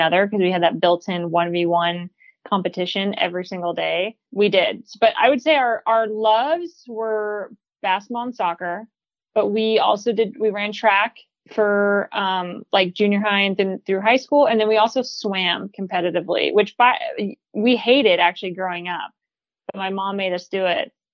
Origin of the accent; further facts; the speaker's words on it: Northern California, United States; moved away as an adult; now in Portland, United States; I'm from California originally, grew up in Northern, lived in Southern for a little bit